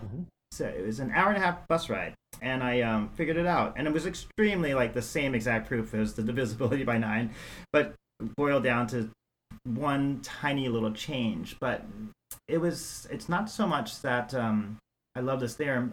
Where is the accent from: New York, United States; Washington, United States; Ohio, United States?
New York, United States; New York City; also born or lived in San Francisco / Sonoma County / Iowa; now in Eau Claire, United States; I was born and raised in New York City